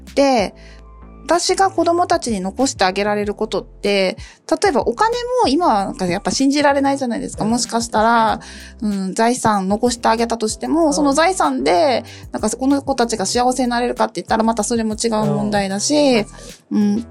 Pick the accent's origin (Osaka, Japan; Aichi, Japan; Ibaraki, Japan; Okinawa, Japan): Okinawa, Japan; moved away; 沖縄出身なんで、お顔立ちが丸くてずっしりしてて目がパッチリしてる県から来た